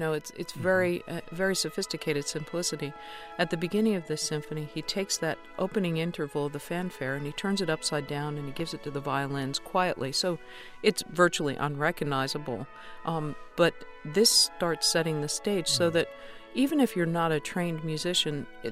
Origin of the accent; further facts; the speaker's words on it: United States; as an American